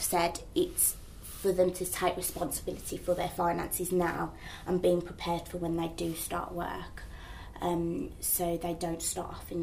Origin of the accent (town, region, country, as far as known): United Kingdom; accent: Midlands